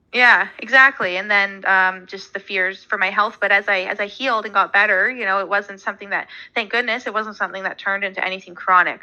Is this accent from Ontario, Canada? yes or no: yes; about two hours from Toronto, Ontario, Canada; my hometown is about two hours from Toronto, and then obviously where I live now, I still live in Ontario.